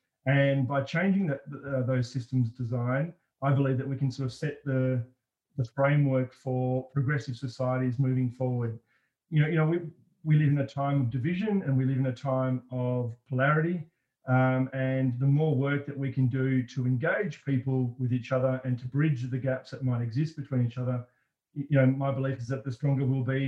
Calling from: Melbourne, Victoria, Australia; I'm joining you from Melbourne

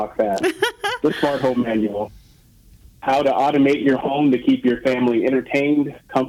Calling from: Seattle, Washington, United States; I am calling you from Seattle, Washington

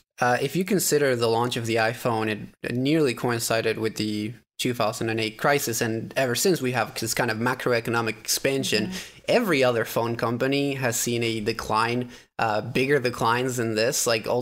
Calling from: Minnesota, United States; Minnesota. Very cold.

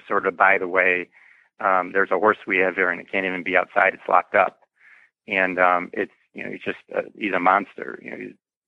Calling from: Chicago, Illinois, United States; I am just outside the Chicago area in the suburbs of Chicago, about 30, 40 minutes north of Chicago.

